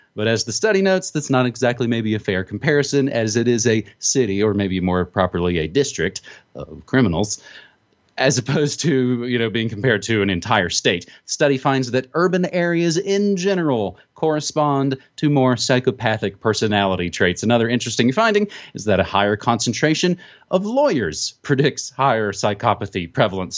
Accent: West Virginia, United States; now in New Mexico, United States; it is my home state's one hundred fifty-fifth birthday today, West Virginia

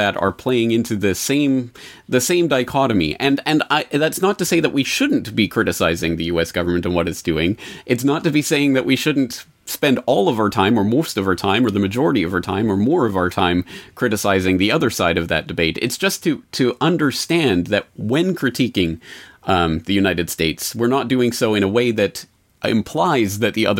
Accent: Canada; now in Japan; my home country of Canada, but now my adopted country of Japan

